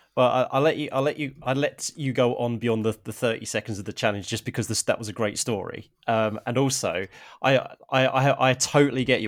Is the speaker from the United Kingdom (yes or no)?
yes; Harlow, East of England, United Kingdom; I'm originally from Harlow in Essex